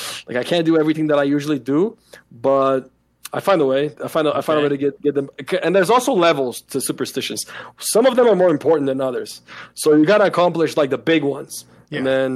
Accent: Brazil; moved away; I'm from Brazil

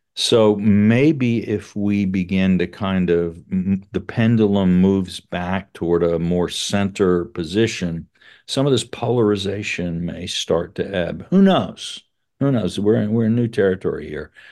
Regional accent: South Carolina, United States; I'm from South Carolina, and so I grew up with a lot of people who said slavery had nothing to do with the war

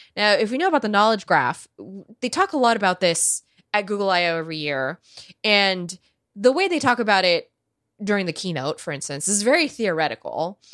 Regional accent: United States; I grew up being educated in the United States of America

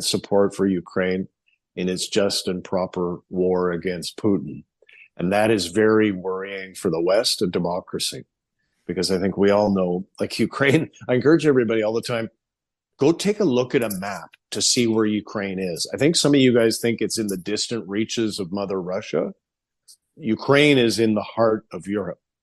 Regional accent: Alberta, Canada; I grew up with in Alberta

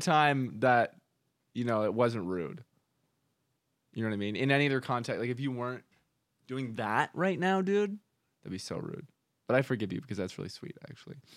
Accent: Canada; I grew up in Canada

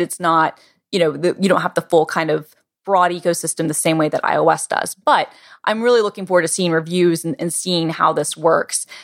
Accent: United States; as American citizens

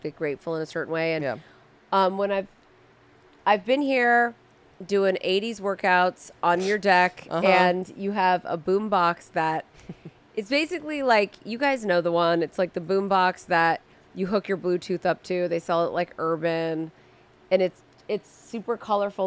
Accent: Southern California, United States; I was born and raised in Southern California.

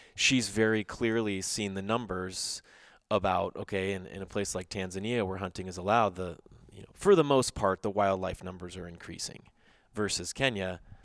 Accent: Texas, United States; I'm from Texas

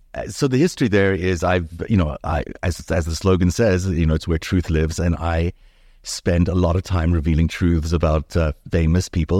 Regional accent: Johannesburg, Gauteng, South Africa; English is a second language; also born or lived in Jaffa, Israel / New York City, United States / Los Angeles, United States; now in Toronto, Canada; South Africa was an interesting place to grow up

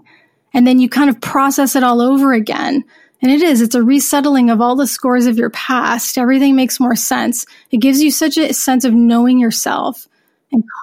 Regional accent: United States; moved away; I'm horrible at French because I grew up in the States

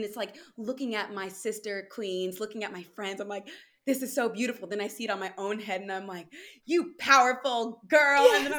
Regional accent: California, United States; growing up in California

